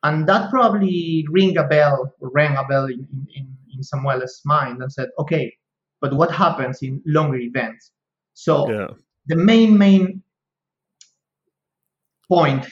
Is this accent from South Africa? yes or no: no; Spain; accent: Spanish; English is a second language; moved away as an adult; also born or lived in Kent, United Kingdom; now in Bologna, Italy; my Spanish accent